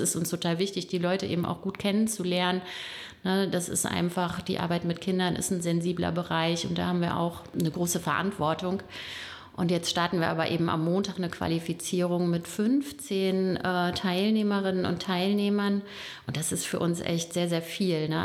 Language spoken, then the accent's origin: German; Bonn, North Rhine-Westphalia, Germany; moved away; also born or lived in Hersel; Ich bin in Bonn geboren, lebe aber äh, mit meiner Familie in Hersel, bin auch nicht mein ganzes Leben in Bonn gewesen, aber irgendwann dann wieder hier gelandet